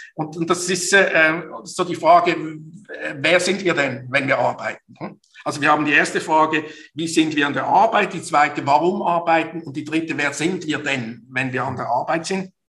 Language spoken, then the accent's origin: German; Basel, Basel-Stadt, Switzerland; Basel aufgewachsen, geboren, sozialisiert zur Universität. Eigentlich könnte man sagen, ich bin nie raus aus dieser schönen Stadt.